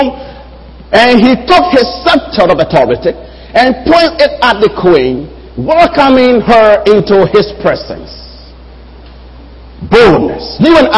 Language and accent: English; Liberia; moved away; I am from Liberia and I have a Liberian passport